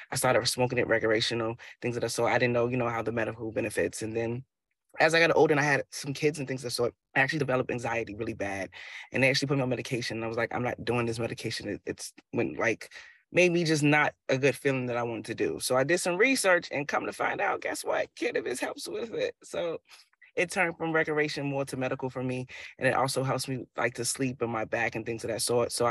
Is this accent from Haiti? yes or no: no; Chicago, Illinois, United States; now in Boston, United States; I'm an entrepreneur here in Boston, Mass. I'm actually originally from Chicago.